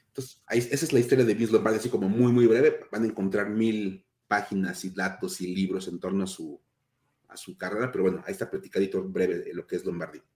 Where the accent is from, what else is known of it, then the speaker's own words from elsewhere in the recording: Mexico; somos, somos mexicanos y en México que estamos celebrando el Día de Muertos